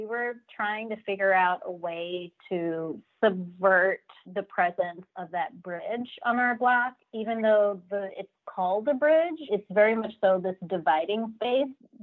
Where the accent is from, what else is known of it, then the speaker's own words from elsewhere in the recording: New York City, New York, United States; now in Crown Heights, Brooklyn, United States; I grew up in Queens.